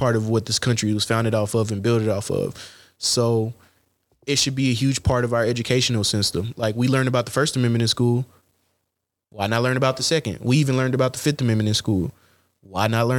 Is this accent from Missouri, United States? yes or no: yes; Missouri, United States; I grew up in Missouri